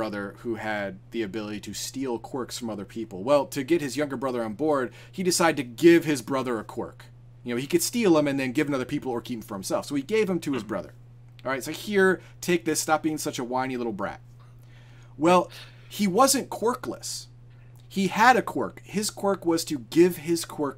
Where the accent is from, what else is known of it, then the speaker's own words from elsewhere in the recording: United States; I'm just American. I'm America.